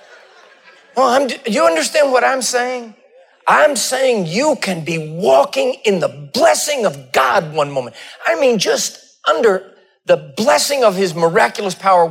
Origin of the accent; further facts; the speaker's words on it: Texas, United States; moved away; I'm a Texan. I was born in Texas